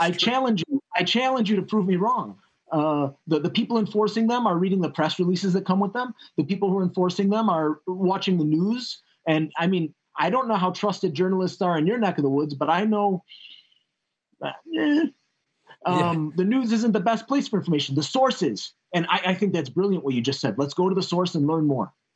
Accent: Chicago, Illinois, United States; I come I come from Illinois. I was born on the south side of Chicago.

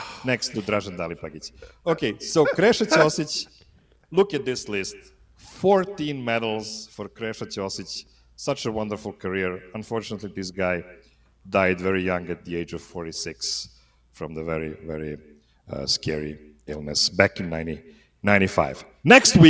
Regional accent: Serbia; born there; English is a second language; So this guy is not from Serbia, but since I was born in Yugoslavia, I want to honor a guy that won the most medal in history of Yugoslavia

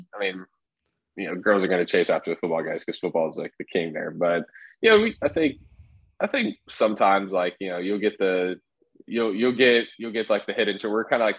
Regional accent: the South, United States; in the South, we always say, like, can I have a Coke?

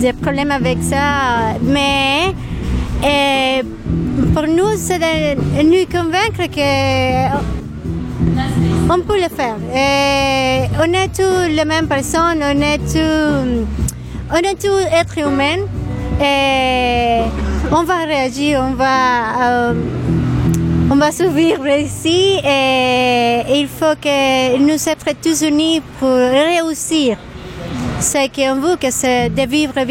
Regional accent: Venezuela; French is a second language; moved away as an adult; now in Montreal, Canada; je viens de Venezuela et je suis ici depuis euh, il y a six mois.

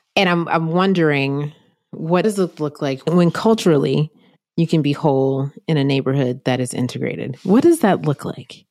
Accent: North Carolina, United States; my home state, North Carolina

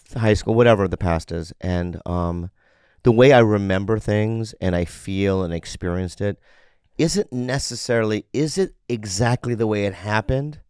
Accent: San Diego, California, United States; I grew up in San Diego.

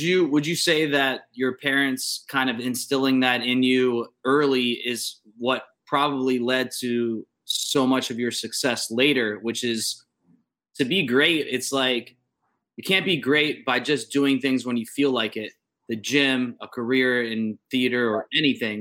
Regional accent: Youngstown, Ohio, United States; I'm from Youngstown, which is an hour west of you

